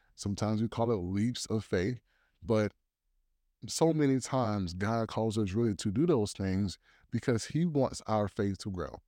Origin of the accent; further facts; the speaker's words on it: Columbia, South Carolina, United States; also born or lived in Tennessee; now in Virginia, United States; I'm originally from Columbia, South Carolina